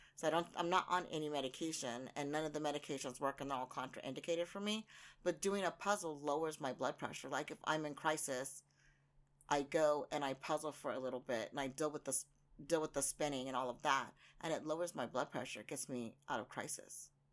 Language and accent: English; United States; now in Japan; I'm very American in that way.